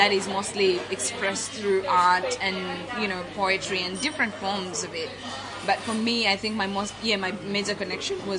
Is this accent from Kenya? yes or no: yes; Kenya; also born or lived in Nuba Mountains, Sudan / Forest Lake, Brisbane, Australia; now in Brisbane, Australia; growing up in Sudan, well, in Kenya, you know, in a Sudanese family